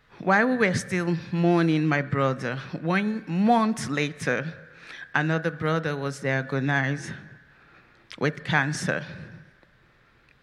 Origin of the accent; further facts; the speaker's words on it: Nigeria; now in United States; I am from Nigeria